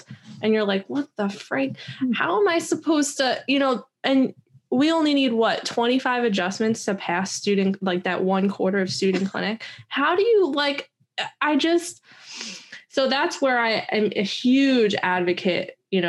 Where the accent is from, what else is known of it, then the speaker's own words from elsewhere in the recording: New Jersey, United States; Like, especially I'm from New Jersey.